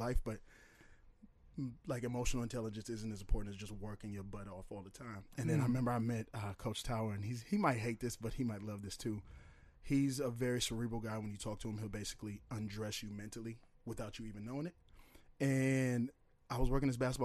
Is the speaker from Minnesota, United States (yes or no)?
yes; St. Paul, Minnesota, United States; also born or lived in Oakdale, Minnesota / Woodbury, Minnesota; I grew up in St. Paul, east side of St. Paul, north St. Paul, Oakdale